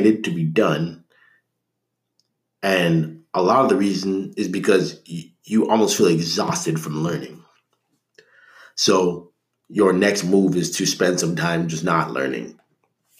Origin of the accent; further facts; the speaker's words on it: Canada; I'm Canadian